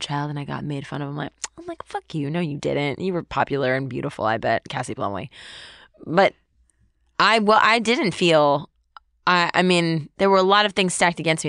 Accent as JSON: {"language": "English", "town": "Webster", "region": "Texas", "country": "United States", "tie": "born or raised there", "said": "so I grew up in Texas. I went to a public school in Texas"}